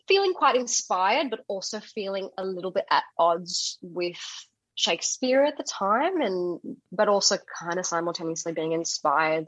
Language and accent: English; Perth, Western Australia, Australia; moved away as an adult; also born or lived in South Africa; I'm a South African woman. I was born in SA. But I grew up in Perth and lived there until the age of 24.